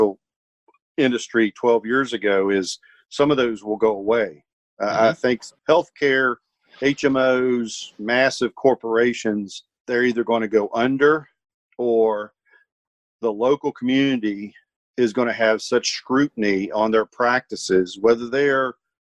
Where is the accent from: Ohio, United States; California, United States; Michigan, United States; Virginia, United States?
Virginia, United States; moved away; my hometown back in Virginia